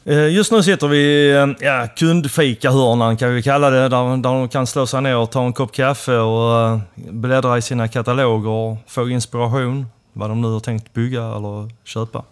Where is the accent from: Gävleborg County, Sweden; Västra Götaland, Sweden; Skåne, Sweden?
Skåne, Sweden; Helsingborg; första adressen, men det är ju mitt inne i stan i alla fall, Helsingborg. tillhör väl Gustav Adolfs församling där. Så Sen blev det väl uppväxten var väl mer eller mindre Sofieberg